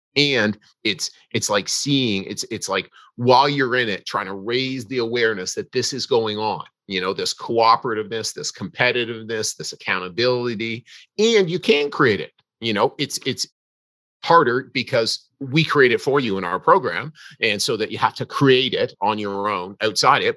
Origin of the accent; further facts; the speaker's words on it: Canada; I'm a Canadian.